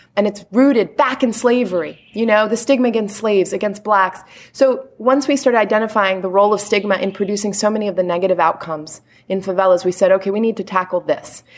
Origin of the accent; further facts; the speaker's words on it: Washington, District of Columbia, United States; moved away as an adult; now in Rio de Janeiro, Brazil; I was originally from here, but I grew up in D.C.